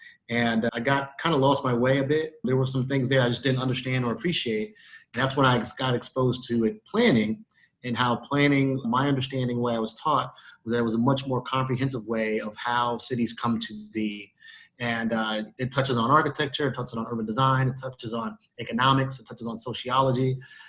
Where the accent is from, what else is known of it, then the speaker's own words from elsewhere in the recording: New York City, New York, United States; Born and raised in Brooklyn, New York. Spent most of my formative time in New York City. And I grew up in what we've all come to know as the projects.